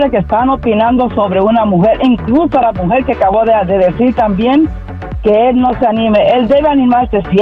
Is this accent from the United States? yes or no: yes; United States; also born or lived in Spain / Hanover Park, Illinois; Yo soy de aquí, de, es de España, pero criada aquí en Estados Unidos.